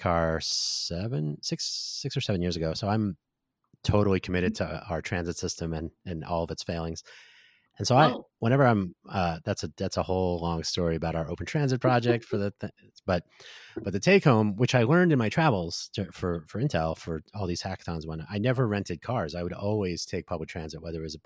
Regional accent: New Jersey, United States; also born or lived in Silicon Valley, California; now in Las Vegas, United States; I am from New Jersey, but I did live in Silicon Valley.

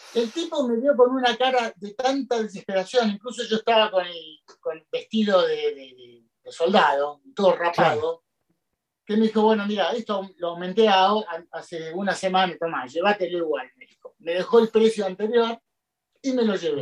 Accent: Argentina; en el 82 me tocó hacer la colimba, como muchos argentinos

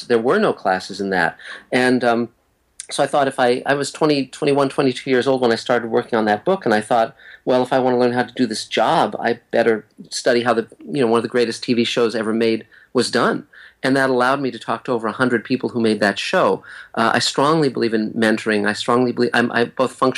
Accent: Los Angeles, California, United States; also born or lived in Santa Monica; I was born in Santa Monica and grew up in West Los Angeles in the Beverlywood section of LA.

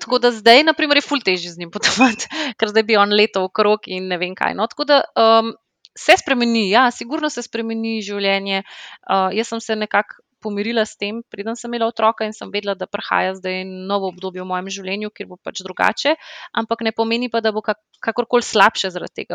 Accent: Slovenia; moved away as an adult; also born or lived in London; smo se vrnili v Slovenijo

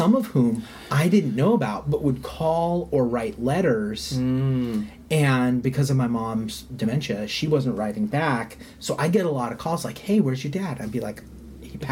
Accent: United States; I grew up in the United States, and my parents are, like, second, third generation U.S. citizens

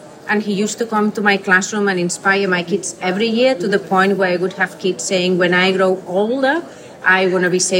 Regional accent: Igualada, Catalonia, Spain; I'm from a small town outside Barcelona called Igualada.

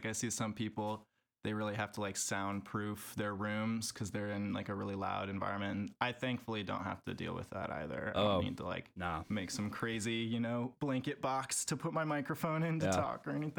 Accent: Davis, California, United States; also born or lived in San Francisco, California; I grew up in Davis, California, actually, which a lot of people know for the university that's there. It's kind of an ag town right outside the state capitol.

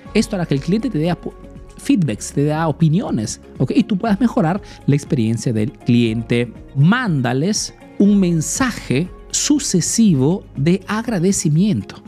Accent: Peru; now in Italy; soy un emprendedor peruano que vive, hace negocios en Italia, en Europa principalmente

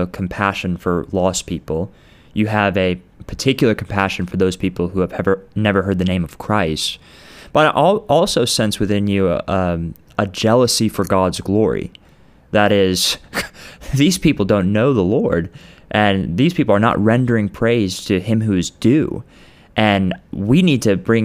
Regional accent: United States; as an American

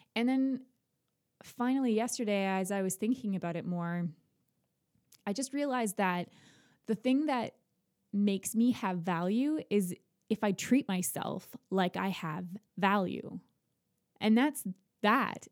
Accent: Ontario, Canada; moved away as an adult; now in Nova Scotia, Canada; I'm not from Nova Scotia. I'm from Ontario

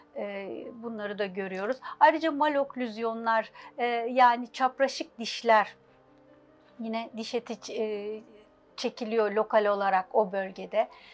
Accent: Istanbul, Turkey; altmış dokuz İstanbul doğumluyum. İlk orta lise, e, İstanbul, Bakırköy'de okudum.

